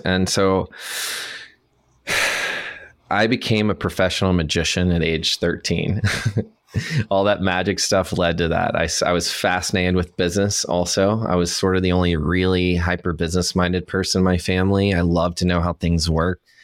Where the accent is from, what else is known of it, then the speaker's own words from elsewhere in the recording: Chattanooga, Tennessee, United States; I'm from Chattanooga, Tennessee. I was born and raised there in the Southeast Mountains